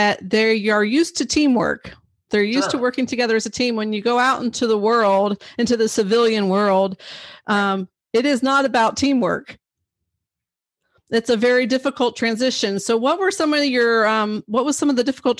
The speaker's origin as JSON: {"language": "English", "town": "Tampa", "region": "Florida", "country": "United States", "said": "Florida girl here"}